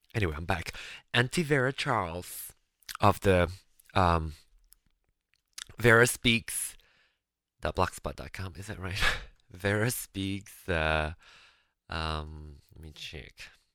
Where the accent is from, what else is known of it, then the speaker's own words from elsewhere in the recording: Penang, Malaysia; moved away; locally in, in Penang, which is my hometown, we call it Hokkien